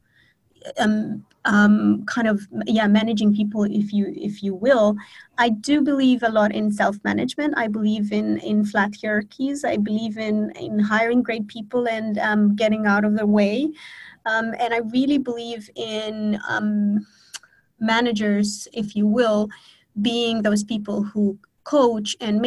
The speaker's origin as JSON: {"language": "English", "country": "Romania", "tie": "born or raised there", "moved": "yes", "lives_now": "Bali, Indonesia", "said": "I'm born and raised in Romania, but I have lived on 4 continents in 7 different countries so far."}